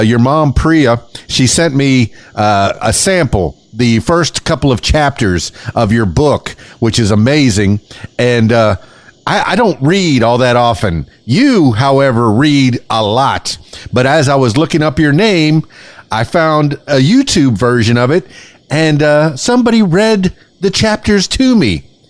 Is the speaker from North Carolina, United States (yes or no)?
no; Miami, Florida, United States; moved away as an adult; now in Conway, United States; I'm from Miami. I spent my whole life down there